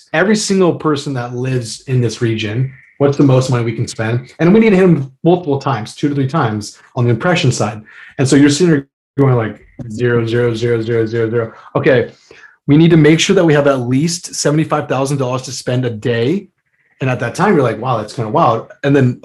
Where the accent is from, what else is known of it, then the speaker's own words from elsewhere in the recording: United States; I'm an American.